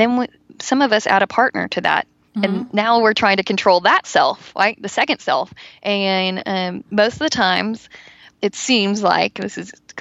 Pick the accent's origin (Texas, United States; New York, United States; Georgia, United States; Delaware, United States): Texas, United States; I'm from Texas